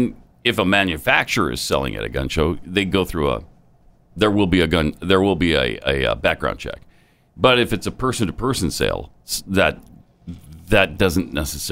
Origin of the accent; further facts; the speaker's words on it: Deep South, United States; I grew up in the Deep South, surrounded by prejudiced people, racists